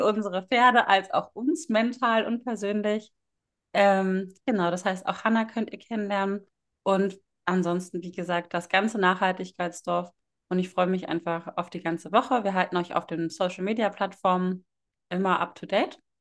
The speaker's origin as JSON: {"language": "German", "region": "Northern Germany", "country": "Germany", "said": "Ich komme aus dem Norden Deutschlands"}